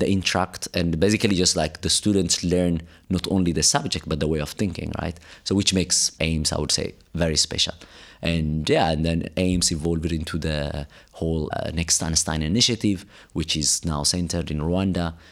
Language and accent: English; Addis Ababa, Ethiopia; moved away as an adult; also born or lived in Cape Town, South Africa / Italy / Europe; now in South Africa; I grew up in Ethiopia, Addis Ababa.